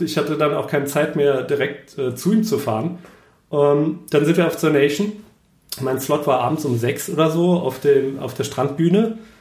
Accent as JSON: {"language": "German", "region": "Saarland", "country": "Germany", "tie": "born or raised there", "also_born_or_lived": "Allgäu / Stuttgart", "moved": "as an adult", "lives_now": "Berlin, Germany", "said": "Ich komme aus dem Saarland und äh, habe dort 18 Jahre gelebt"}